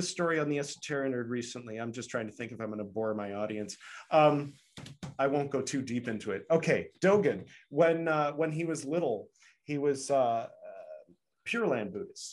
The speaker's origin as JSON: {"language": "English", "country": "United States", "said": "Being an American"}